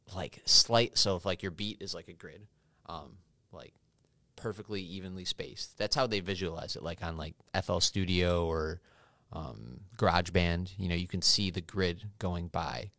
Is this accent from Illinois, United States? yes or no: yes; Oswego, Illinois, United States; also born or lived in Cicero, Illinois / Wyoming; I was born in Cicero. and then moved to Oswego when I was five years old.